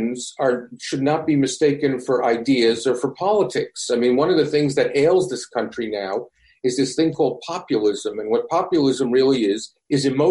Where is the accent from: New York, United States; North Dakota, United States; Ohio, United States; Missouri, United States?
New York, United States; New York City; I grew up in a community of Holocaust survivors in deepest, darkest Brooklyn.